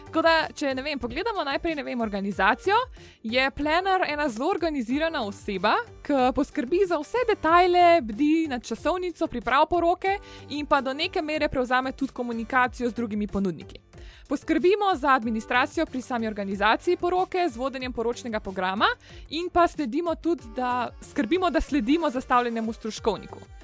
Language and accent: Slovenian; Medvode, Slovenia; sem drugače iz Medvod in sem stara 23 let